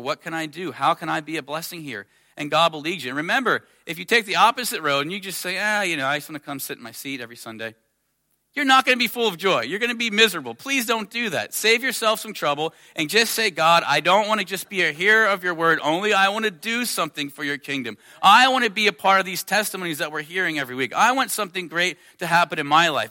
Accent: United States; I'm from America

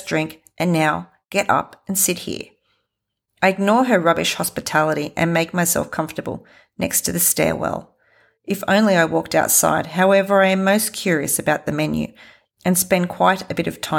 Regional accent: Australia; I am from Australia

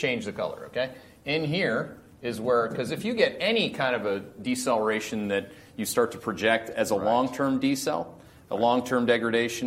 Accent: Canada; being Canadian

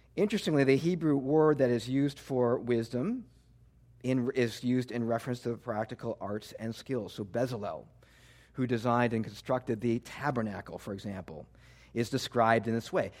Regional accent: Midwest, United States; moved away as an adult; now in New Jersey, United States; I was born and raised in the Midwest

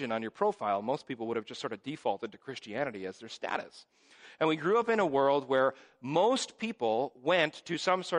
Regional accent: Hingham, Wisconsin, United States; when I was growing up in Hingham Reformed Church

